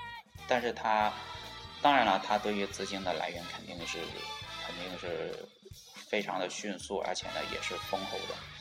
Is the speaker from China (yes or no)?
yes; China; 然后呢就啊到啊让世界都知道我们中国人可以可以做出非常牛逼的游戏。